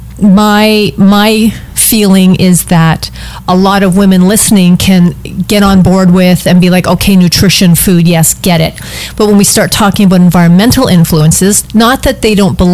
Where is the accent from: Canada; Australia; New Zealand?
Canada; I'm from Canada